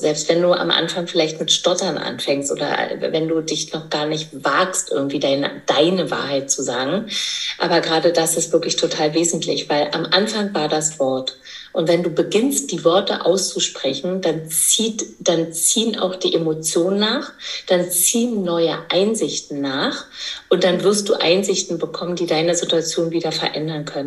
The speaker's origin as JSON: {"language": "German", "region": "East Germany", "country": "Germany", "said": "ich komme aus dem Osten, das heißt, äh, Geburtshilfe gab es ja bei uns nur im Kreissaal"}